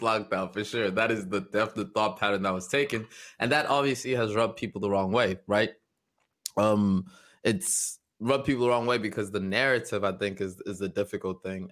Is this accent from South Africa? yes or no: yes; South Africa; moved away; my home country of South Africa